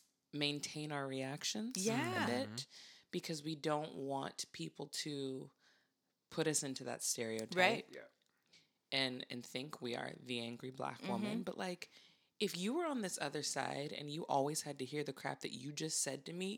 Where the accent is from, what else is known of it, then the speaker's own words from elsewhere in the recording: Santa Barbara, California, United States; because my best friend growing up was white, because again, I grew up in Santa Barbara.